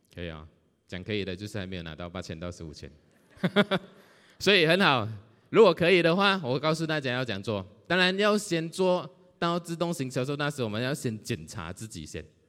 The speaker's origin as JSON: {"language": "Chinese", "town": "Johor Bahru", "region": "Johor", "country": "Malaysia", "said": "我来自柔佛新山"}